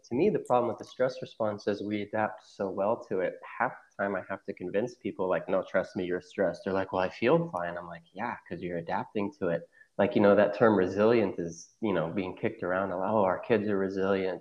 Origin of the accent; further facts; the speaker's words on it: Oklahoma, United States; also born or lived in Cincinnati; I'm originally from Oklahoma. I moved back here.